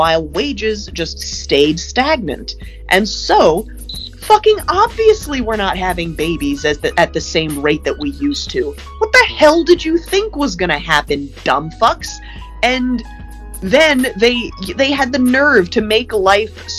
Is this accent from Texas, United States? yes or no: no; Los Angeles, California, United States; also born or lived in Brooklyn, New York; we moved from Brooklyn to Los Angeles